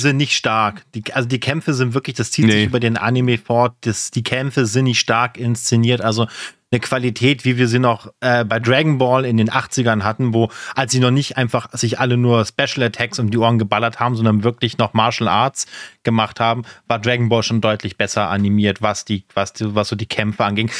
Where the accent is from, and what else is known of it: Germany